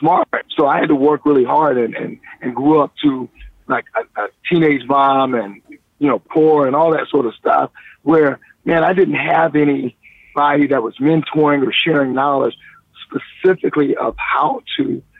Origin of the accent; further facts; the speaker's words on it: Columbia, South Carolina, United States; because I'm from South Carolina in Columbia, Casey, South Carolina.